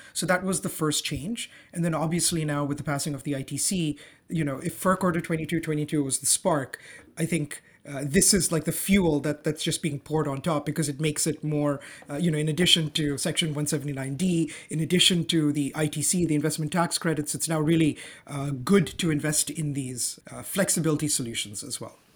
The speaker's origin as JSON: {"language": "English", "region": "Dubai", "country": "United Arab Emirates", "tie": "born or raised there", "also_born_or_lived": "Zanzibar", "moved": "yes", "lives_now": "Toronto, Canada", "said": "I grew up, I was born and raised in Dubai"}